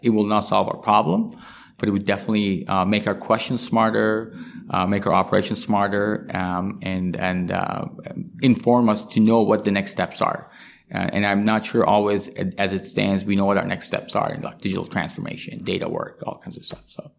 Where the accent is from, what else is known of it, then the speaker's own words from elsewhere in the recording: Iran; now in Canada; I come from Iran.